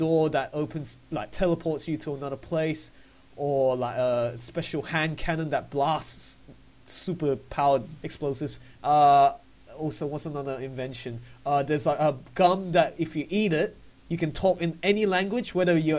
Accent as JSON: {"language": "English", "country": "Australia", "said": "I'm from Australia"}